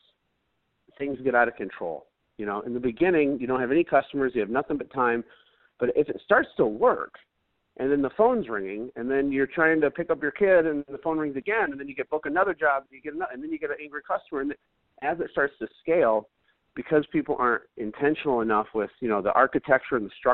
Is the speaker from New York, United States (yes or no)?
no; Flint, Michigan, United States; I grew up in Flint